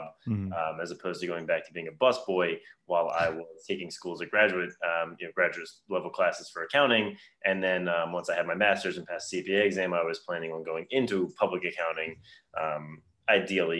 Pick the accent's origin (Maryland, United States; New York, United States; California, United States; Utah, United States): Maryland, United States; Baltimore; I grew up in the Baltimore area.